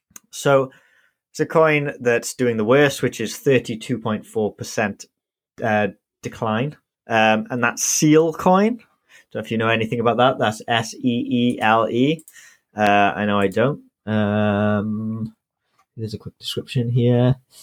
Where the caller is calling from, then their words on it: United Kingdom; I'm … and I'm tuning in from the UK.